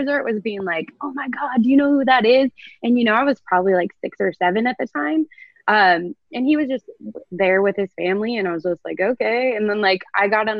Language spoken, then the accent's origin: English; Truckee, California, United States; moved away; I grew up in Lake Tahoe, a small town called Truckee.